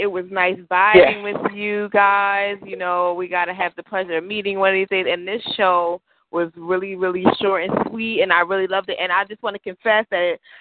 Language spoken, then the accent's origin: English; Philadelphia, Pennsylvania, United States; now in New York, United States; I'm a Philadelphian. Philly all day, every day